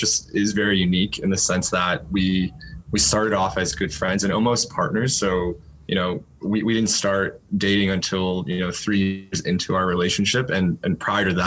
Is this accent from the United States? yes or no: yes; DC area, Northern Virginia, United States; moved away as an adult; also born or lived in Boston; now in San Francisco, United States; I was actually born and raised pretty much my entire life in the Northern Virginia, DC area